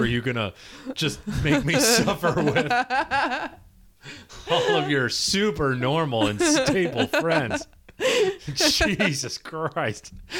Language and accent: English; Michigan, United States; I grew up in Michigan.